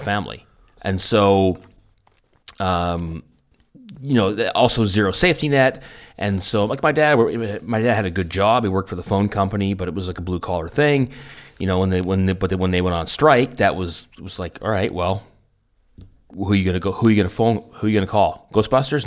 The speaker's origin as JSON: {"language": "English", "town": "Vancouver", "region": "British Columbia", "country": "Canada", "tie": "born or raised there", "moved": "as an adult", "lives_now": "Germany", "said": "when I grew up in Vancouver"}